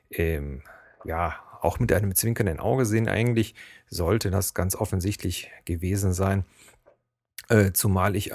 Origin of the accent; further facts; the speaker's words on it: Cologne, North Rhine-Westphalia, Germany; accent: Kölsch-tinged High German; auch wenn man, so wie ich, eigentlich mehr ein Hochdeutsch mit Kölschen Knubbeln spricht, wird man als Kölner oder Rheinländer erkannt. Also wenn ich jetzt zum Beispiel an die Ostsee fahre, äh, da sagt jeder auf dem Kopf zu, du bist Kölner.